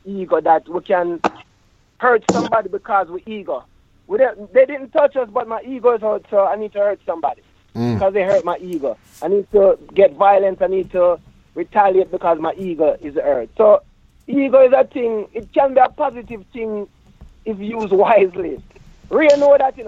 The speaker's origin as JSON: {"language": "English", "country": "Jamaica", "tie": "born or raised there", "said": "growing up in Jamaica as a youth, a man"}